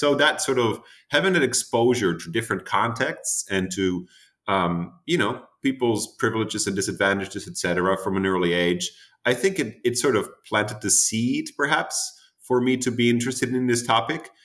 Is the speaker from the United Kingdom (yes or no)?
no; Amsterdam, North Holland, Netherlands; moved away as an adult; also born or lived in United States; now in Boston, United States; my hometown, uh, Amsterdam